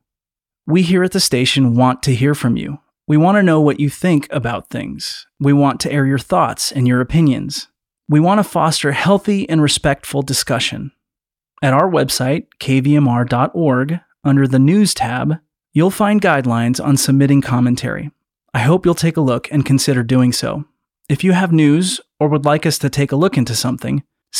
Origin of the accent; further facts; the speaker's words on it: Central Valley of California, United States; I grew up in the Central Valley of California